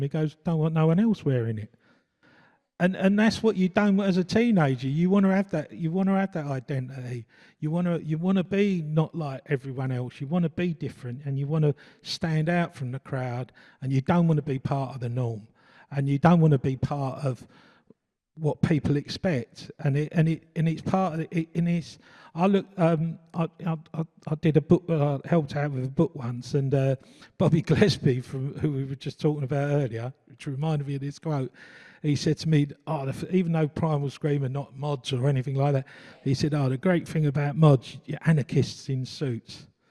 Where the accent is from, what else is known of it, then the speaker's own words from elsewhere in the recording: London, United Kingdom; I come from East London, uh, brought up in Forest Gate, uh, families from Bow